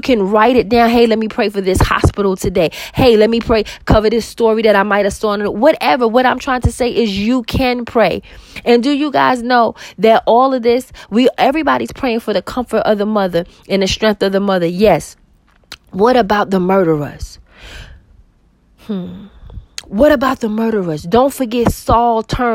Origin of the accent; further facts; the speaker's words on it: New York City, New York, United States; I grew up with violence in New York City